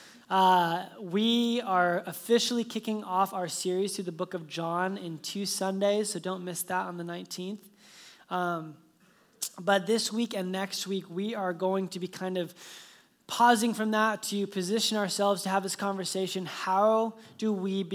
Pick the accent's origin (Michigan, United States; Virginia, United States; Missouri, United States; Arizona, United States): Arizona, United States; Phoenix; moved away; I was born in Phoenix